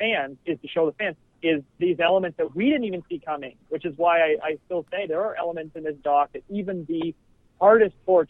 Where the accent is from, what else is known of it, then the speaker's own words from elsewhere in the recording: Canada; we're Canadian